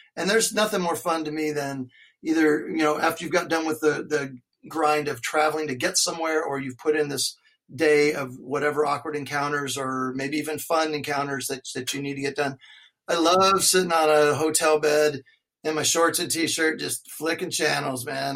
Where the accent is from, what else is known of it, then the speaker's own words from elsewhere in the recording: Alaska, United States; I grew up skiing in Alaska